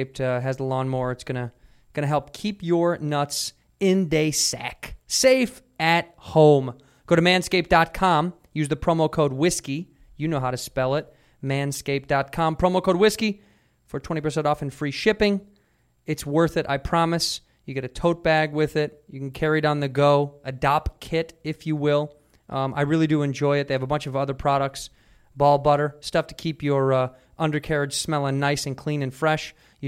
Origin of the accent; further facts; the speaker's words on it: Chicago, Illinois, United States; I don't speak Spanish. I'm from Chicago.